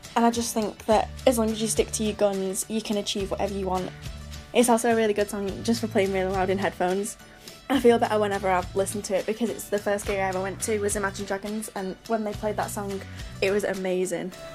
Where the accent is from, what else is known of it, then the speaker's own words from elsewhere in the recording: Manchester, North West England, United Kingdom; I'm eighteen and I'm from Manchester